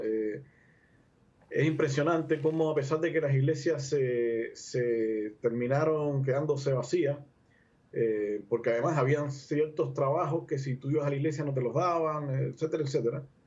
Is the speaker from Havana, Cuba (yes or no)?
yes; Havana, Cuba; now in Concepción, Chile; nací en La Habana, en Cuba. Eh, ya, bueno, en el 1976